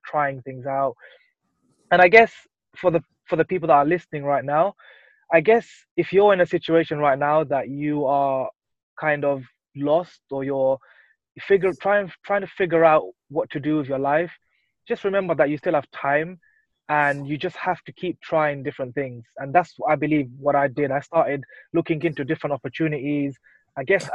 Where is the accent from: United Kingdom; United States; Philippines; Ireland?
United Kingdom; London; I was born and raised here in London. I've lived here all my life.